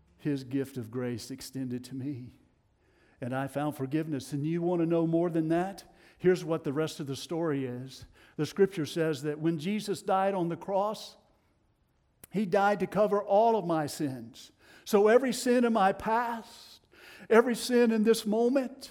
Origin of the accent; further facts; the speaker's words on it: Tennessee, United States; accent: Tennessee; my Tennessee accent